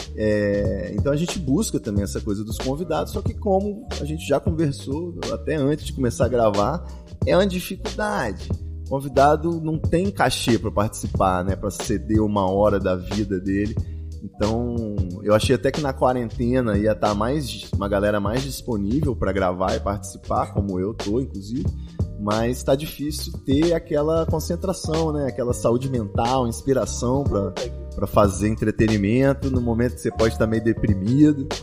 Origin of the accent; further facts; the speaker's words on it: Espírito Santo, Brazil; moved away; also born or lived in São Paulo; saí do Espírito Santo, fui para São Paulo